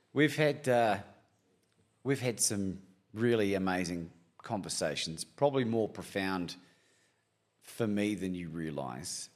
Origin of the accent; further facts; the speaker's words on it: Christchurch, Canterbury, New Zealand; And I grew up in New Zealand, in Christchurch, and we didn't have a lot